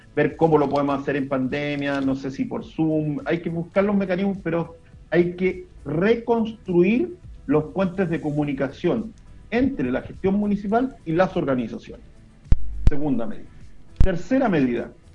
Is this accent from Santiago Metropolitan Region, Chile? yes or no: no; Olmué, Valparaíso, Chile; los que somos de acá de Olmué